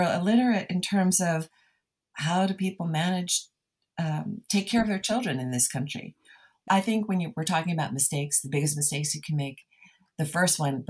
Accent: New Jersey, United States; moved away as an adult; I'm a New Jersey girl

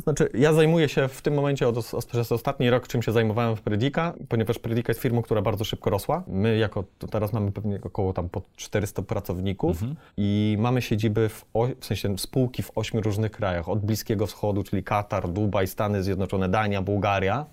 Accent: Przemyśl, Subcarpathian Voivodeship, Poland; moved away as an adult; now in Warsaw, Poland; ja przyjechałem z Przemyśla

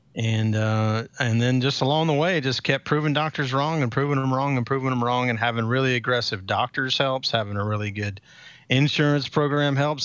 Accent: Atlanta, Georgia, United States; I'm local, obviously, 'cause I'm from Atlanta

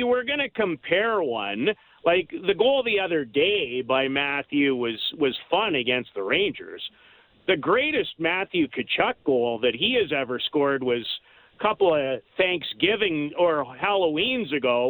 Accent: Saskatoon, Saskatchewan, Canada; I'm from Saskatoon

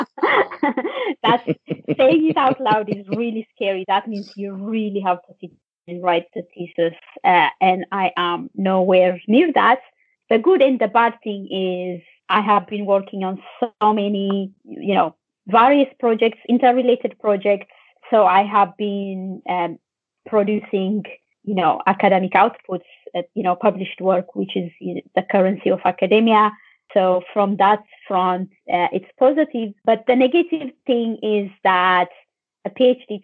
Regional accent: Ethiopia; now in Ireland; I'm Ethiopian. I'm from Ethiopia and I live in Ireland.

